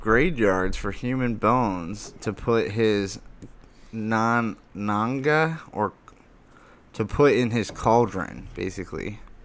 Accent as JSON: {"language": "English", "town": "Lake Havasu City", "region": "Arizona", "country": "United States", "tie": "born or raised there"}